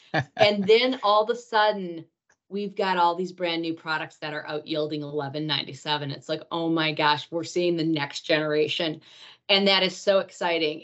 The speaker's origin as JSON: {"language": "English", "town": "Rhinelander", "region": "Wisconsin", "country": "United States", "tie": "born or raised there", "moved": "yes", "said": "I am from Rhinelander, Wisconsin, the home of the Hodag"}